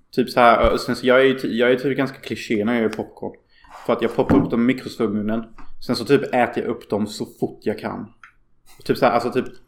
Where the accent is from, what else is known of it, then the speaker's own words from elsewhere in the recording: Sweden; jag skäms ju över att vara svensk.